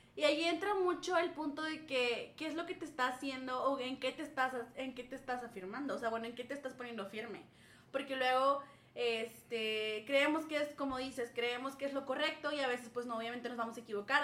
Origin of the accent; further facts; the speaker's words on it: Saltillo, Coahuila, Mexico; moved away as an adult; now in Querétaro, Mexico; Yo soy de Saltillo, orgullosamente del norte